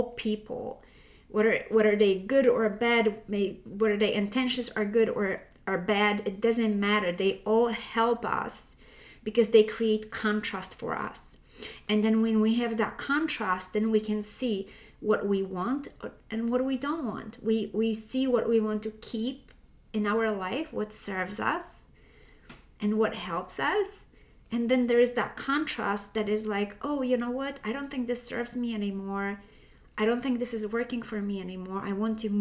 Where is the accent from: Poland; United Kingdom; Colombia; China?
Poland; I was raised in Poland, and most of the Poland is Roman Catholic